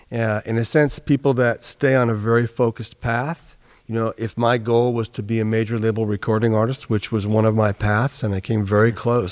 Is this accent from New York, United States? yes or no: yes; New York, United States; now in California, United States; after I came to California from New York, from the East Coast, as a musician, professional musician